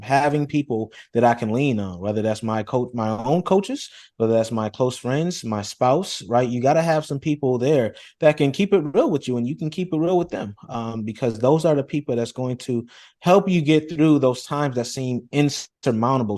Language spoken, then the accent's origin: English; Rochester, New York, United States; I come from Rochester, New York, very humble beginnings